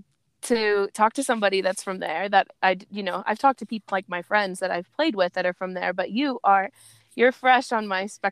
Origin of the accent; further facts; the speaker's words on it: suburbs of Baltimore, Anne Arundel County, Maryland, United States; also born or lived in Fairfax, Virginia; I was actually born in Fairfax. But I was raised on below suburbs of Baltimore